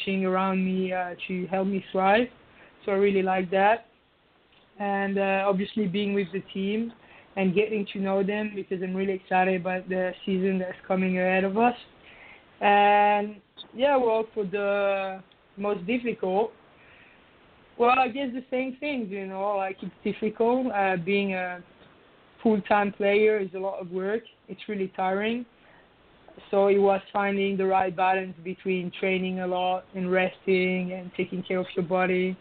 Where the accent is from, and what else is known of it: France; moved away as an adult; now in United States